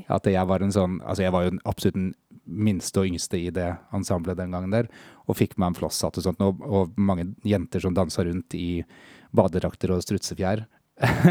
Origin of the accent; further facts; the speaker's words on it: Lillestrøm, Akershus, Norway; 44. Kommer fra Lillestrøm